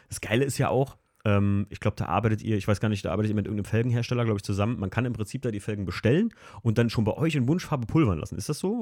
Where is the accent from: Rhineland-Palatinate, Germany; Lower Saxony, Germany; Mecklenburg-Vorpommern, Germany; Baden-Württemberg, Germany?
Rhineland-Palatinate, Germany; Alken; im wunderschönen Algen, meinem Heimatort